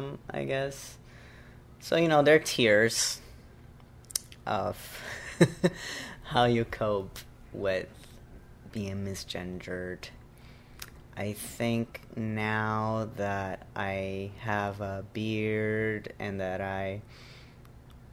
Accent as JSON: {"language": "English", "country": "Brazil", "tie": "born or raised there", "first_language": "Portuguese", "second_language": "English", "moved": "as an adult", "lives_now": "New York, United States", "said": "My mother tongue is Portuguese because I was born and raised in Brazil"}